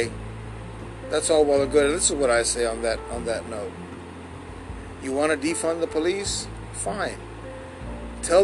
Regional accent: San Antonio, Texas, United States; here in my hometown, San Antonio

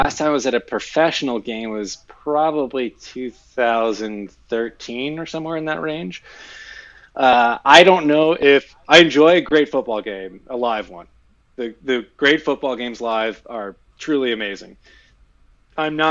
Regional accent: Philadelphia, Pennsylvania, United States; I'm originally from Philadelphia. Grew up a Philadelphia sports fan

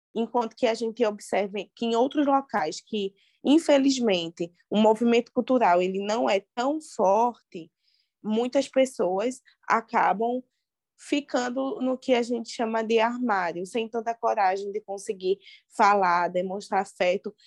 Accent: Recife, Pernambuco, Brazil; moved away as an adult; now in Serra Talhada, Brazil; sou de Recife

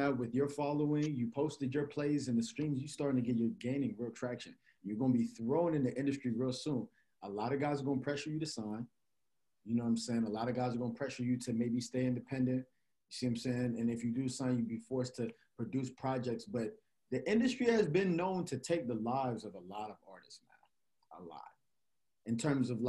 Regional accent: Gwinnett County, Georgia, United States; we niggas from Gwinnett

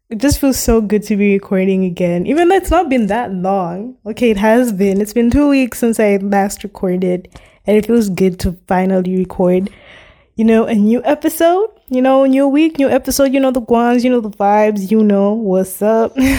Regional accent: Malawi; from where I come from, I'm from Malawi

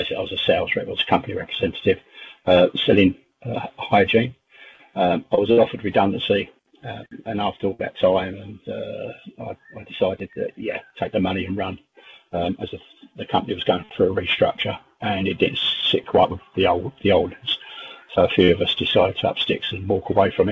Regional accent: England, United Kingdom; England, obviously being an Englishman

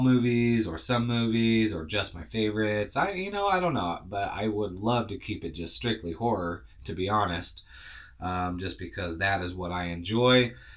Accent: Utah, United States; I'm from Utah. Um, we don't talk right.

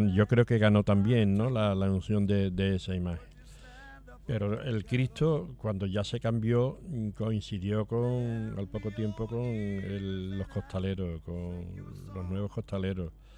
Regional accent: Seville, Andalusia, Spain; nosotros nos criamos alrededor de la Hermandad de San Gonzalo

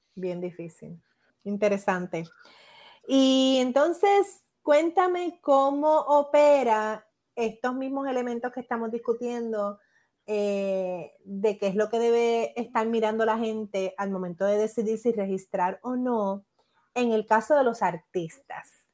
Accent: Puerto Rico; mi experiencia como puertorriqueña

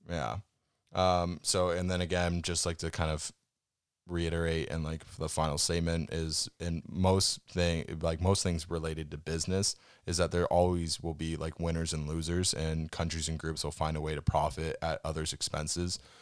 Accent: Canada; we come from Canada where we have super tight and hard banking regulations

